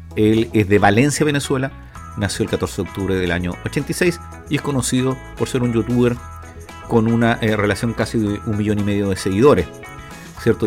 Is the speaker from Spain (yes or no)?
no; Chile; A los chilenos nos recuerda mucho una situación